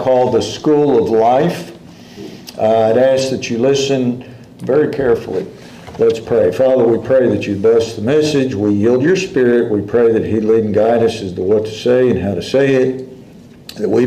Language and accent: English; Dallas, Texas, United States; I grew up in Dallas back then.